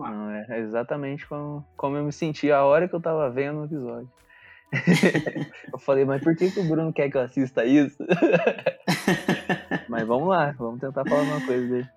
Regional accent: Poços de Caldas, Minas Gerais, Brazil; eu sou de Poços de Caldas

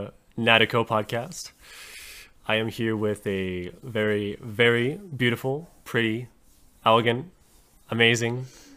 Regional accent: Canada; I'm from Canada

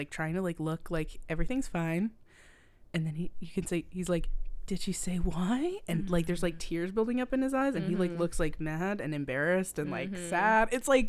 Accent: Canada; I'm so Canadian.

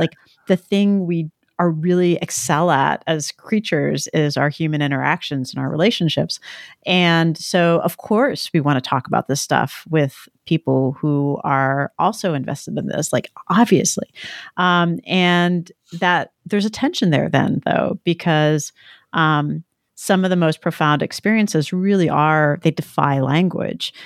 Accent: New Jersey, United States; growing up in New Jersey

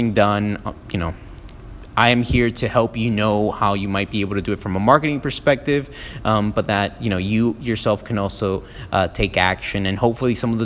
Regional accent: Miami, Florida, United States; also born or lived in Peru; I didn't really grow up in Peru. I was born in Peru. I grew up in Miami since I was like about 3 and a half

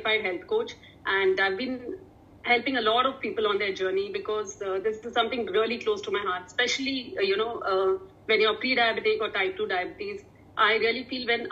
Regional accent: Bangalore, Karnataka, India; I was born in Bangalore, which is, for me, now that I'm into nutrition, I call it city of carbs, you know, with idlis, dosas, and there's so much rice available. Uh-huh. So now I relate it to a city of carbs. That's my hometown

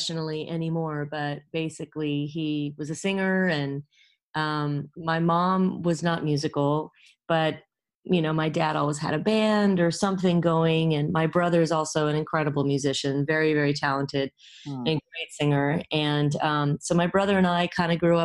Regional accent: Los Angeles, California, United States; I'm from Los Angeles, believe it or not. I was born at USC and raised in the Valley

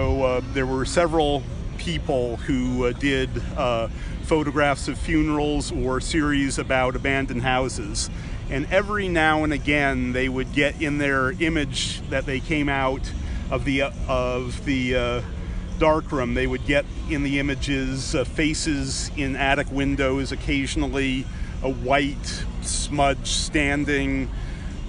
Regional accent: New England, United States; growing up in New England

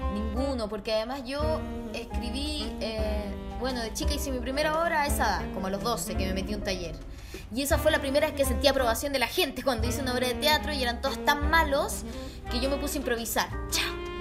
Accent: Chile; also born or lived in Germany / Mexico; yo nací en Alemania y como a los dos años nos fuimos a vivir a México. Y entonces yo conocí a mi familia en Chile como a los seis años. Y a los seis años, cuando llegamos a Chile de vuelta

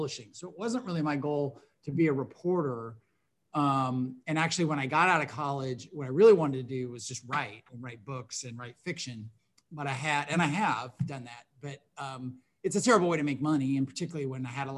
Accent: Tacoma, Washington, United States; moved away as an adult; also born or lived in Connecticut / New York; now in Memphis, United States; I grew up in Tacoma, Washington, south of Seattle

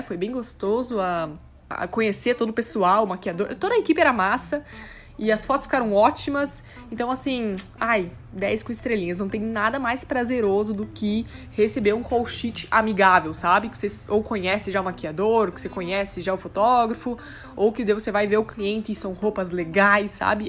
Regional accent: South Region, Brazil; now in São Paulo, Brazil; eu volto para casa em dezembro, para casa, no caso, lá no sul

